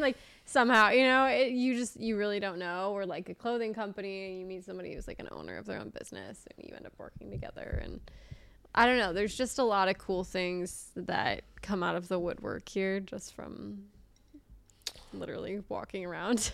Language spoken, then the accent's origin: English; Manhattan Beach, California, United States; moved away as an adult; also born or lived in Nashville, Tennessee; I grew up in, like, a very safe beach town area, but the public schools are awesome